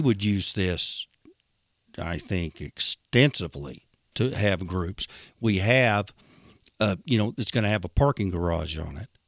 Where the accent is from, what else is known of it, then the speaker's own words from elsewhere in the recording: Idabel, Oklahoma, United States; I'm from Idabel.